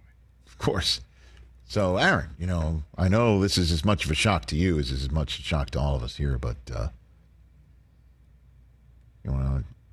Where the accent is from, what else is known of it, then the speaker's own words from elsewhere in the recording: New York City, New York, United States; moved away as an adult; also born or lived in Chicago; now in Los Angeles, United States; Staten Island. That's where I'm from. That's where I was born and raised. Had a terrific childhood. I put the Gothels Bridge in my rearview mirror in 1990.